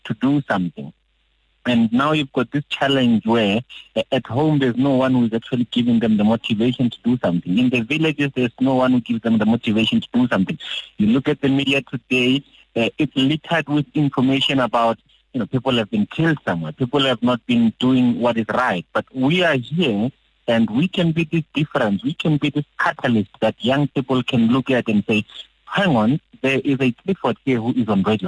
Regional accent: Muleji, Limpopo, South Africa; I'm from Muleji.

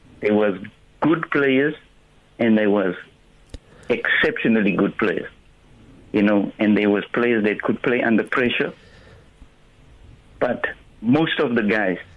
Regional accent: Cape Town, Western Cape, South Africa; we're from Bonteville

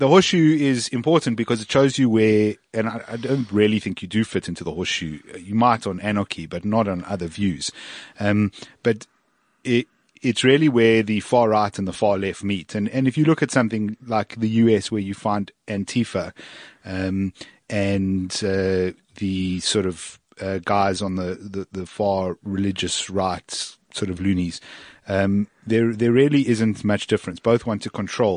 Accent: South Africa; As a South African

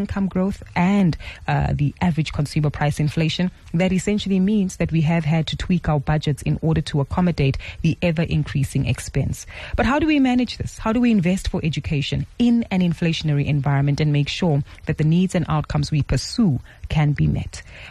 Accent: South Africa; many of us as South African parents

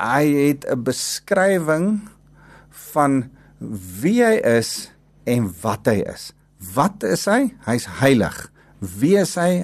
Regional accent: South Africa; ons agtergrond van waar ons as Afrikaners vandaan kom.

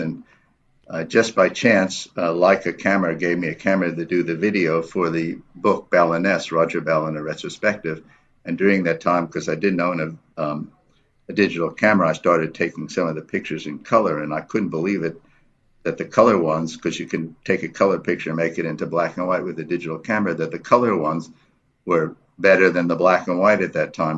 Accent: New York City, New York, United States; moved away as an adult; also born or lived in Berkeley, California; now in South Africa; I grew up in New York City, um, went to high school there

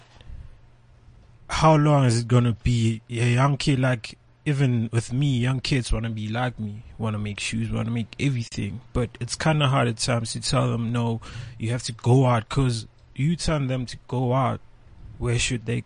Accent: Wattville, Gauteng, South Africa; I'm a kid from a small township in the East Rand called Watville.

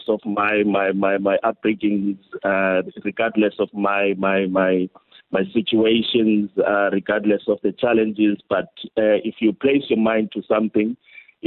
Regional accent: Addo, Eastern Cape, South Africa; I'm from Addo. Addo in Valencia, one of the locations there.

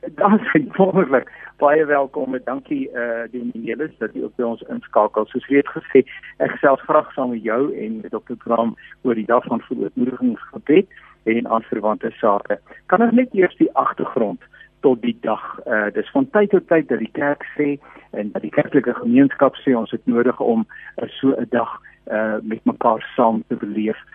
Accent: South Africa

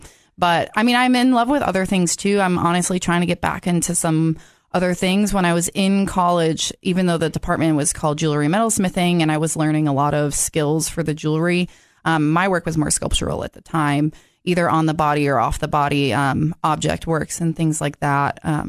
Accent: Massachusetts, United States; also born or lived in Georgia / Wisconsin; I was born in Georgia, but I don't remember it. So when I was 2, moved to Wisconsin, and basically I grew up in Massachusetts.

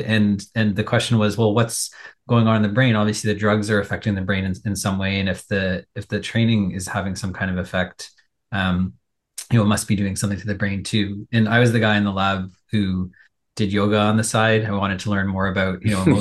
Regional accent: Toronto, Ontario, Canada; I'm a Toronto kid

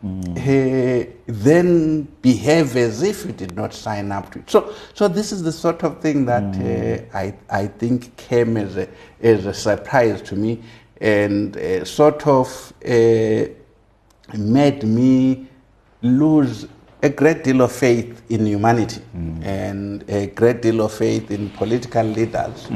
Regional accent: Maboleni, near Gweru, Midlands, Zimbabwe; I was born obviously in Rhodesia in a village called Maboleni, which is some 50 kilometers from Gwelu, just after Lua Gwelu Mission. I grew up there

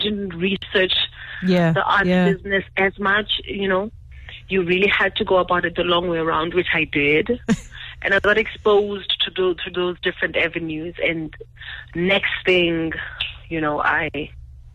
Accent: Eastern Cape, South Africa; I'm from the Eastern Cape and rather middle class, normal family

